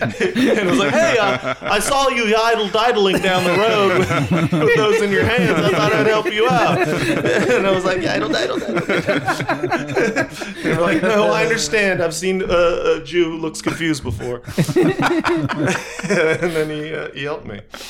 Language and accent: English; Scotland, United Kingdom; I'm from Scotland, and I didn't know all this stuff.